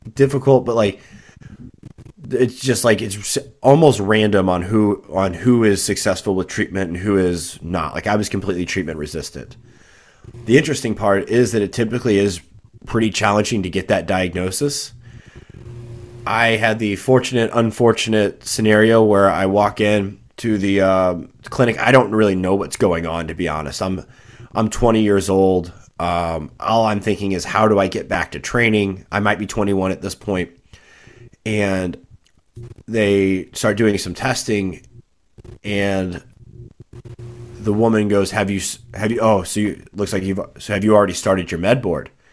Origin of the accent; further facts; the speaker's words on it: just south of Saint Louis, Missouri, United States; I grew up just south of Saint Louis, uh, Missouri, um, about a twenty-five minute drive away from the city.